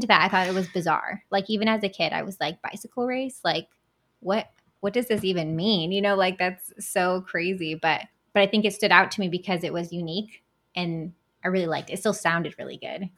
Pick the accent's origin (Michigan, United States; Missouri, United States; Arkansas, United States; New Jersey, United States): Michigan, United States; Battle Creek; I was born and raised in Battle Creek.